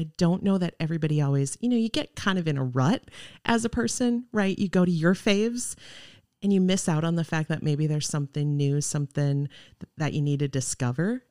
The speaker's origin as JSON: {"language": "English", "town": "Arcadia", "region": "Wisconsin", "country": "United States", "tie": "born or raised there", "also_born_or_lived": "Iowa / Eau Claire, Wisconsin", "moved": "as an adult", "lives_now": "Oshkosh, United States", "said": "I grew up in Arcadia, went to college in Iowa"}